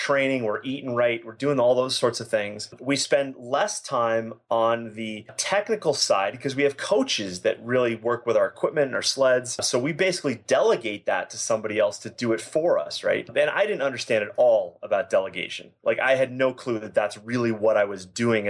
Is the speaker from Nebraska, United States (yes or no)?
no; Boston, Massachusetts, United States; now in Calgary, Canada; I'm originally from Boston, Massachusetts